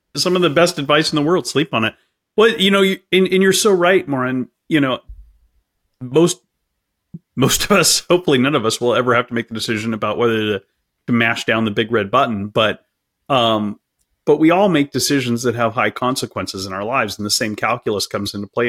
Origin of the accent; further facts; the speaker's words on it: California, United States; I'm, I'm from California and I'm, I'm broadcasting from California right now